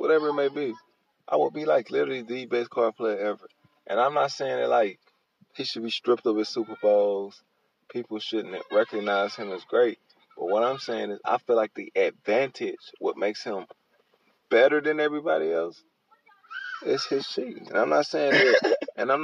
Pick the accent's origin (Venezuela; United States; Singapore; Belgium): United States; Houston, Texas; I'm from Houston